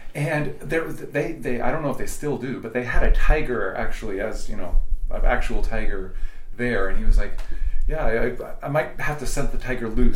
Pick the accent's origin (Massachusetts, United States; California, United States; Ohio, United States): California, United States; Berkeley; also born or lived in Oakland, California; I, was born in Oakland, I was raised in Berkeley